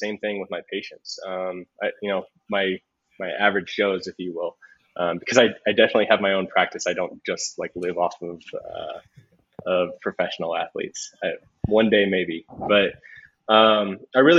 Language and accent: English; South Texas, United States; moved away as an adult; also born or lived in Houston, Texas; now in Denver, United States; I'm from South Texas